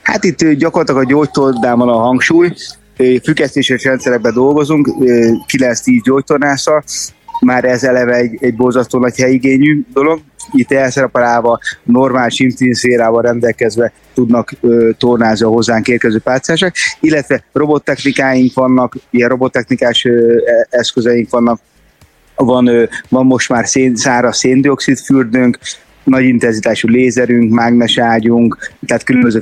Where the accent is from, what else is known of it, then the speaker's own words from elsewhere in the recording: Szeged, Csongrád-Csanád, Hungary; ugye mi szegediek vagyunk